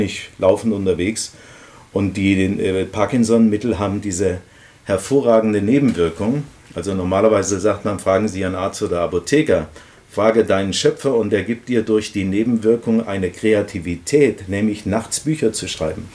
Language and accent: German; Bad Emstal, Hesse, Germany; also born or lived in Marburg; Aus Balhorn, das heißt heute Bad Emstal. Das liegt da zwischen Fritzlau und Kassel